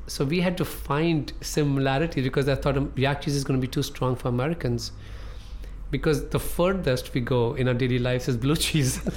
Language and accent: English; Amritsar, Punjab, India; English is a second language; moved away; also born or lived in New York City, United States; I'll go back to my hometown, Amritsar